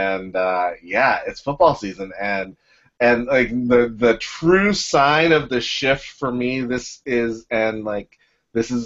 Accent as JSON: {"language": "English", "town": "Pittsburgh", "region": "Pennsylvania", "country": "United States", "tie": "born or raised there", "moved": "yes", "lives_now": "Baltimore, United States", "said": "I'm from Pittsburgh"}